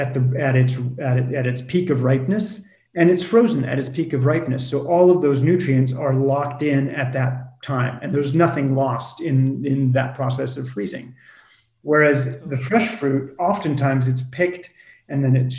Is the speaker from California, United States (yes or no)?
yes; California, United States; moved away as an adult; also born or lived in France; I grew up in California.